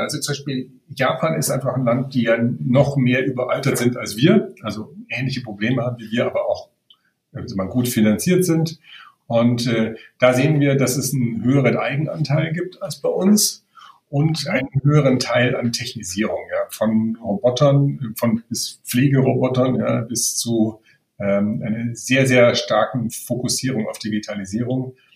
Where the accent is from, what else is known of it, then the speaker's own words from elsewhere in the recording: Germany; als Deutscher